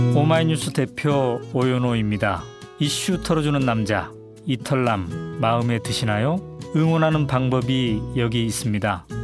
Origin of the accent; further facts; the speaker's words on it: Mungyeong, North Gyeongsang, South Korea; now in Seoul, South Korea; 저희 아버지께서 고향에 계시니까 저희 고향의 지역구 의원님이신데